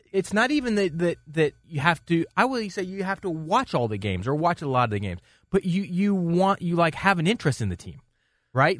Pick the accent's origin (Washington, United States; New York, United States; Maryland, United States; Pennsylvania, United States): Washington, United States; eastern; I'm from, uh, the greatest place on earth either in eastern Washington.